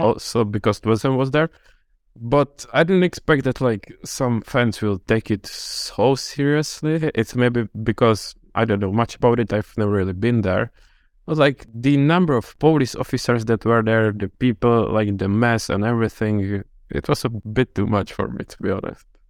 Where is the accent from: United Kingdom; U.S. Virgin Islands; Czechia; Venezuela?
Czechia; moved away; I'm from the Czech Republic